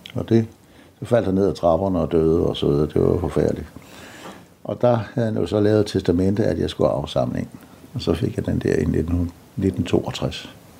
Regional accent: Præstø, Zealand, Denmark; er jeg født og opvokset på Bøgelandet, nede syd for Præstø

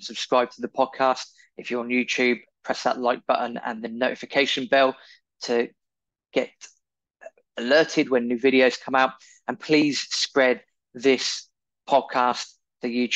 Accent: United Kingdom; as we know from being British

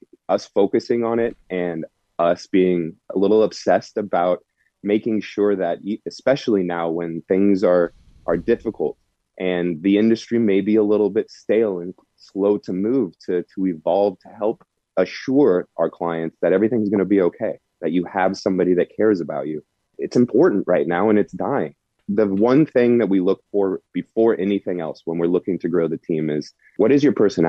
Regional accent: Walnut Creek, California, United States; moved away as an adult; also born or lived in New York City; I was born in Walnut Creek

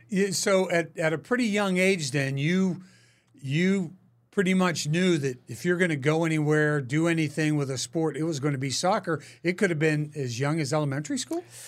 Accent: Pittsburgh, Pennsylvania, United States; back home in Pittsburgh

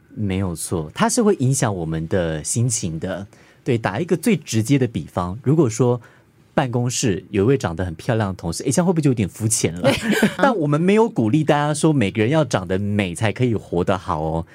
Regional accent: Pingtung County, Taiwan; also born or lived in Taipei; 我小的时候，在屏东

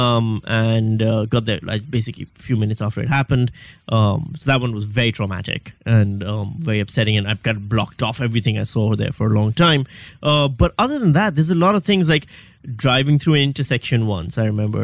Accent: Pakistan; moved away as an adult; also born or lived in Karachi / Western Australia; now in Melbourne, Australia; I'm from Pakistan.

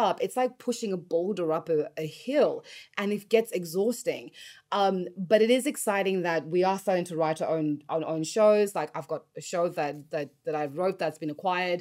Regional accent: Australia; moved away as an adult; also born or lived in Los Angeles, United States; I grew up in Australia

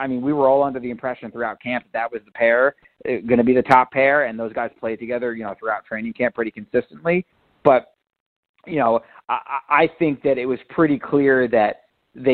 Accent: Westchester, New York, United States; I grew up in Westchester

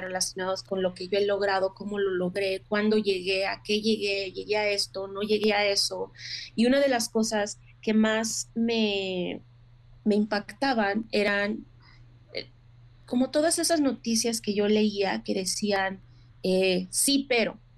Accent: Mexico; now in United States; como mujer mexicana

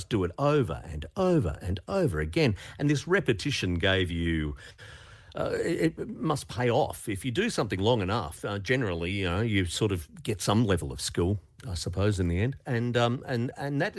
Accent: Melbourne, Victoria, Australia; growing up in Melbourne through the 1970s

